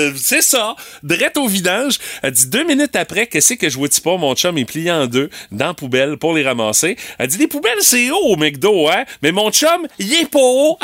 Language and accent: French; Rimouski, Quebec, Canada; Chez nous, à Rimouski